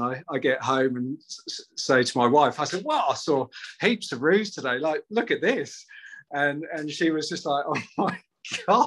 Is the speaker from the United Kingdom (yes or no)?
yes; United Kingdom; now in Australia; a Brit who's moved out here